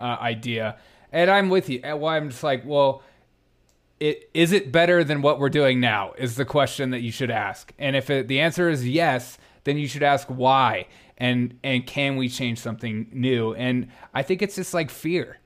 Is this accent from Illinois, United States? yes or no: no; South Carolina, United States; I grew up in South Carolina